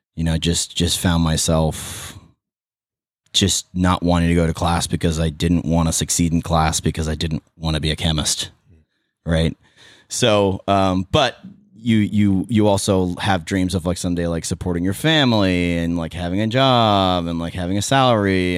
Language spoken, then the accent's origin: English; Petaluma, California, United States; born and raised in Petaluma